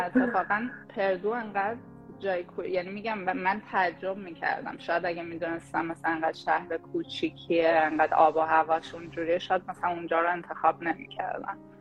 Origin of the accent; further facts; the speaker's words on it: Shahrud, Semnan, Iran; moved away as an adult; also born or lived in Tehran; now in United States; من اهل شاه رودم برای اون کسایی که نمیدونن یه شهر توی استان سمنان